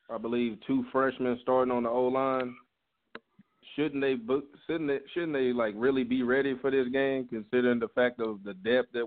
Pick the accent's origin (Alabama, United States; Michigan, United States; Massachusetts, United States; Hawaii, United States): Alabama, United States; I'm from Alabama.